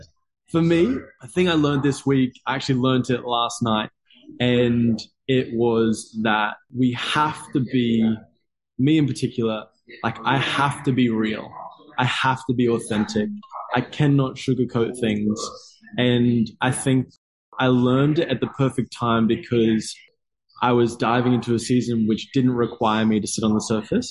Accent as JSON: {"language": "English", "town": "Gold Coast", "region": "Queensland", "country": "Australia", "tie": "born or raised there", "said": "I've lived here my entire life though. and so I was born on the Gold Coast and I live in Miami, Miami Gold Coast"}